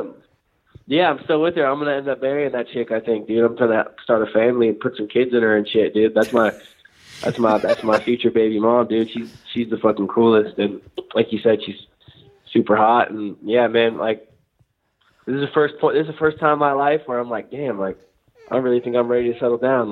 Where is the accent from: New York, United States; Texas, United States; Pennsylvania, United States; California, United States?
California, United States; Northern; I'm from Northern California